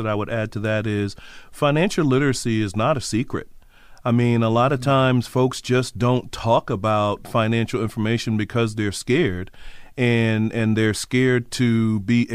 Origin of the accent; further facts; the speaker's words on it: Trinidad & Tobago; moved away; I'm originally from Trinidad, from the Caribbean